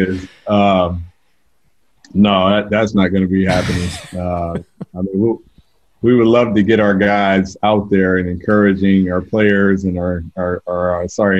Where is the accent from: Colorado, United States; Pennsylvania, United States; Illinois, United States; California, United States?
California, United States; moved away as an adult; also born or lived in Georgia; now in Atlanta, United States; I grew up in California